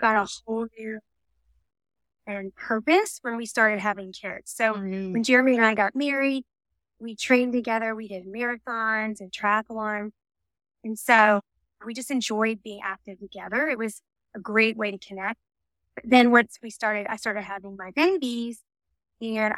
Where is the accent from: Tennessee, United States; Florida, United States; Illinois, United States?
Florida, United States; South; I grew up down in South Florida